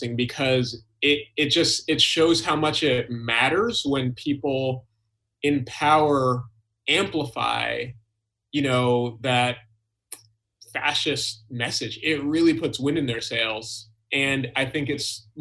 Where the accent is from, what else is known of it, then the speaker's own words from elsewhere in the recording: Albany, New York, United States; now in Boston, United States; I actually grew up in upstate New York